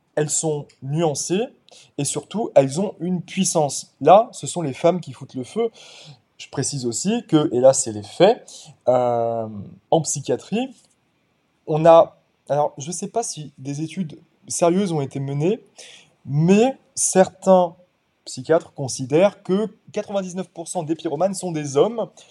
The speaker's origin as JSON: {"language": "French", "area": "Paris suburbs", "region": "Île-de-France", "country": "France", "tie": "born or raised there", "also_born_or_lived": "Cotentin, Normandy", "moved": "as an adult", "lives_now": "Normandy, France", "said": "je suis un Parisien repenti. j'ai grandi pendant 21 ans, enfin j'ai évolué pendant 21 ans en banlieue parisienne"}